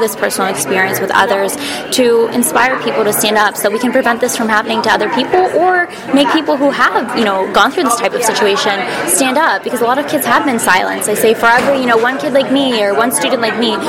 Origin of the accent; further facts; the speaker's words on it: Midwest, United States; I'm from the Midwest